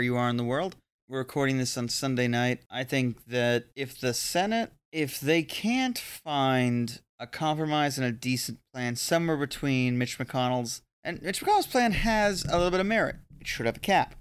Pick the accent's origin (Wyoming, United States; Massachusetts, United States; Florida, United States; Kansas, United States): Florida, United States; I grew up in Florida